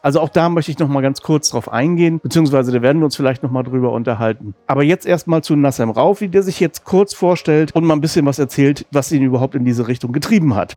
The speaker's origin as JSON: {"language": "German", "town": "Rostock", "region": "Mecklenburg-Vorpommern", "country": "Germany", "said": "ich komme aus Rostock, insofern zwei Nordlichter unter sich heute"}